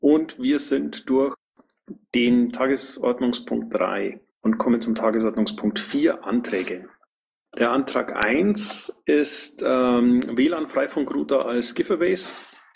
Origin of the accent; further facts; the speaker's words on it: Bavaria, Germany; Höre ich da leise Kritik gegen meine Heimat?